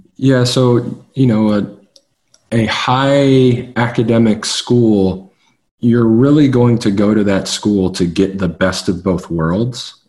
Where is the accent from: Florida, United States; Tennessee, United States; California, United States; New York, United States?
Tennessee, United States; Nashville; I grew up in Nashville, Tennessee